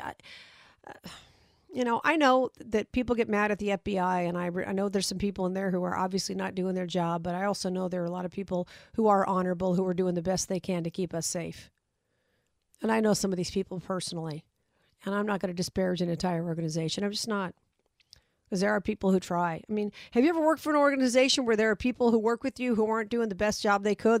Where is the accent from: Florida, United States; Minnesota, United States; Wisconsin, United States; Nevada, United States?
Nevada, United States; Las Vegas; my hometown